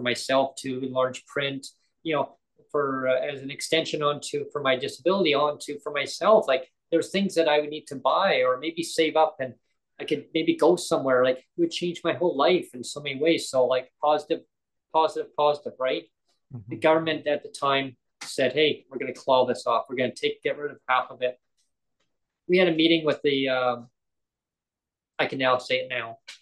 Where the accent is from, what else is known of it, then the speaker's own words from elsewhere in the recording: Langley, British Columbia, Canada; moved away as an adult; also born or lived in Surrey / Kamloops / Nanaimo; where I grew up in Langley. That's what I know as my hometown